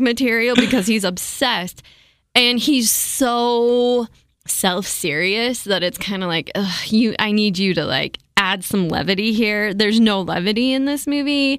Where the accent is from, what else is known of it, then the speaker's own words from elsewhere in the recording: Provo, Utah, United States; I grew up in Provo, Utah